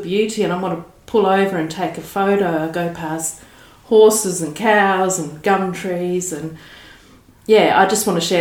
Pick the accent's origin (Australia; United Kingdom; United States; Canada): Australia; Eyre Peninsula, South Australia; also born or lived in Adelaide, South Australia; now in Barossa Valley, Australia; I'm from Eyre Peninsula, but I moved to the Barossa and started my family there, so I've lived there a long time.